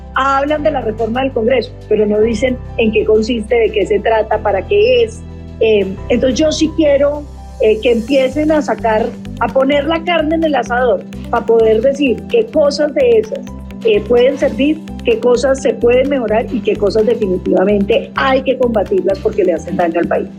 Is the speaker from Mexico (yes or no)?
no; Colombia; los colombianos tenemos que entender